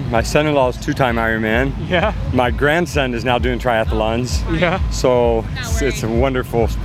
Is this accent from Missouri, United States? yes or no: no; Tennessee, United States; I'm from Tennessee.